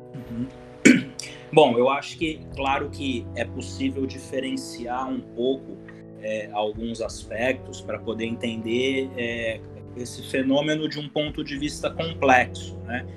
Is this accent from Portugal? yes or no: no; Ribeirão Preto, São Paulo, Brazil; eu sou daqui da cidade de Ribeirão Preto, do interior de São Paulo